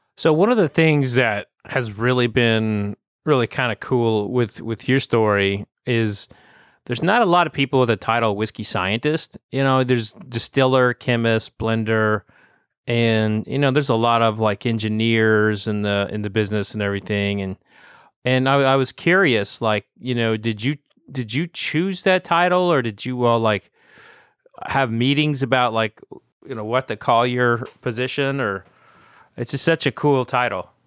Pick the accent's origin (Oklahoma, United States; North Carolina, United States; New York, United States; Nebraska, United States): Oklahoma, United States; growing up in Oklahoma